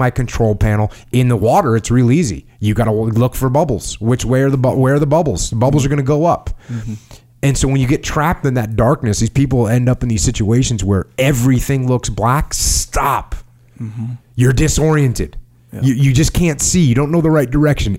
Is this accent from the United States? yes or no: yes; United States; as an American